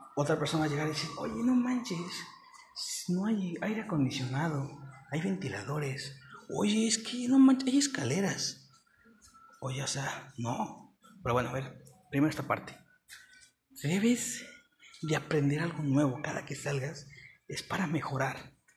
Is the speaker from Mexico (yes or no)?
yes; Mexico; also born or lived in Mexico City; Yo soy de México y ahorita me vine, o sea, México, Ciudad de México. Y ahorita, bueno, siendo honestos, bueno, no importa, soy de otro estado